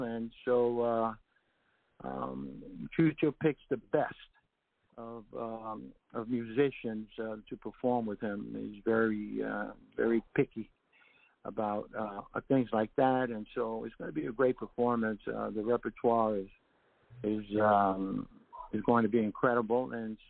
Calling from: Puerto Rico; I'm here calling from Puerto Rico

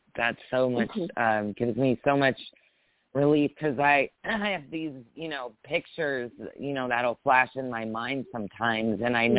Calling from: Marina del Rey, California, United States; I'm calling in from Marina Del Rey, California.

